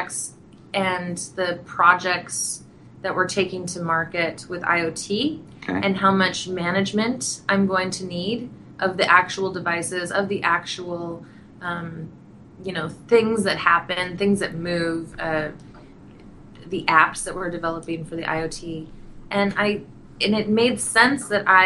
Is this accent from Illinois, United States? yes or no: no; Montana, United States; also born or lived in Wyoming; I was born in Wyoming, grew up in Montana, so I am very connected to nature